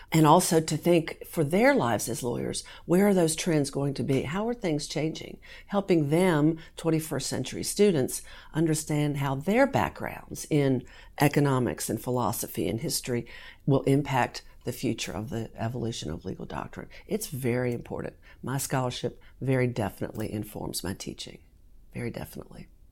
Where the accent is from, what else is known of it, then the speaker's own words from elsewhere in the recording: Southern Virginia, United States; moved away as an adult; also born or lived in North Carolina; now in Kentucky, United States; I grew up in Southern Virginia